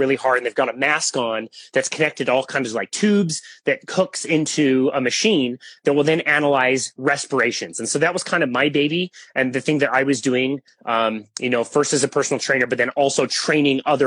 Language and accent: English; Salt Lake City, Utah, United States; also born or lived in Bismarck, North Dakota; I pretty much have grown up around the Utah area, the Salt Lake area